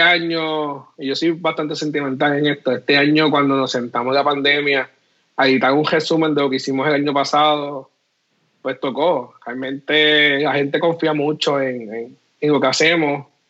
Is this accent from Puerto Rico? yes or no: yes; Puerto Rico; nosotros somos puertorriqueños